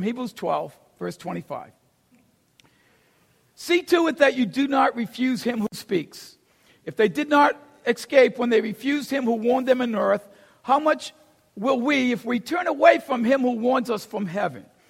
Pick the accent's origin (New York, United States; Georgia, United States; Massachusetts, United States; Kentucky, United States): Massachusetts, United States; Boston; I grew up in Boston, never been to Texas.